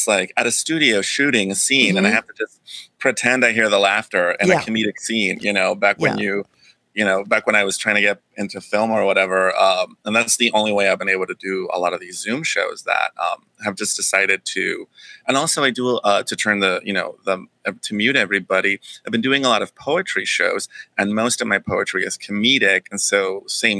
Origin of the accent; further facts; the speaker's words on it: the Bay Area, California, United States; I grew up in the Bay Area